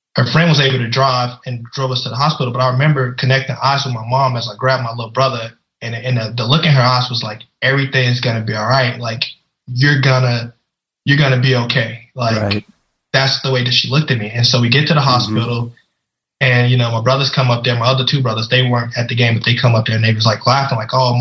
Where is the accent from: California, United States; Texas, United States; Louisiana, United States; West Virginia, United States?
Louisiana, United States; I grew up in Louisiana